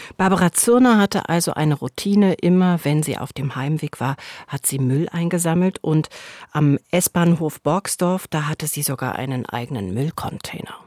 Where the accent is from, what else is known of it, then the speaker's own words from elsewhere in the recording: Berlin, Germany; ich bin in Berlin Mitte groß geworden